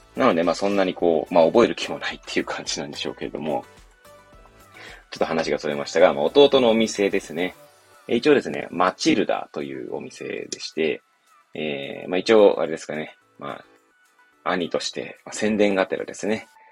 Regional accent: Hachioji, Tokyo, Japan; 東京の八王子っていう、まあ、多摩地区っていうね、ちょっと外れの方にある、まあ、八王子で生まれ育った

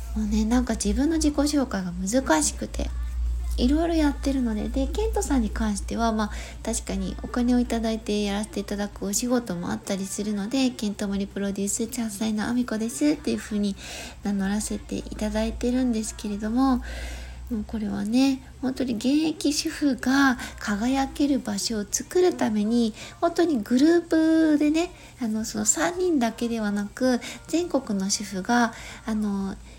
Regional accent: Gifu, Japan; 岐阜県出身、岐阜県在住

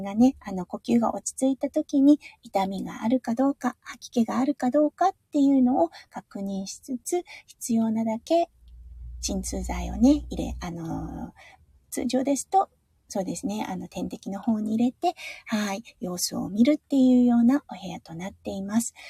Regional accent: Tohoku, Iwate, Japan; moved away; 東北の岩手のあの、出身なんですが

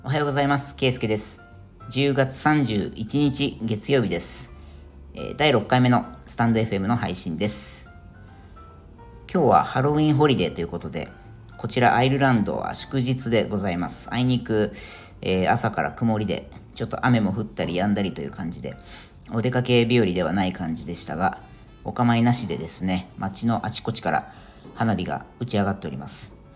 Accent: Japan; moved away as an adult; now in Ireland; サマータイムがない日本とかですね、まあ、そういうものがそもそもなかった国で生まれ育ってる人

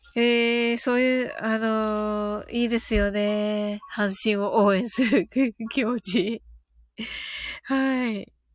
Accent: Kyushu, Japan; 私はね、あの、九州人なんでね

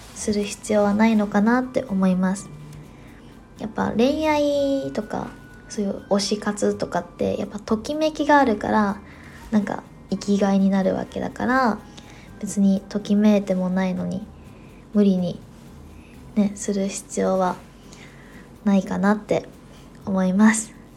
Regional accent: Osaka, Japan; now in Tokyo, Japan; 自分が大阪 出身

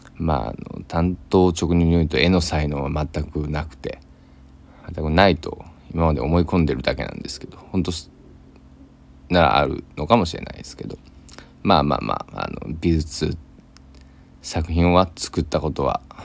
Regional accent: Kochi, Japan; 僕の地元の高知県佐木市

